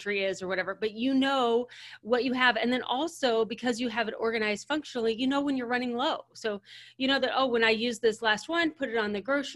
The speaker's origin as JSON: {"language": "English", "country": "United States", "said": "So as Americans, so we are American women"}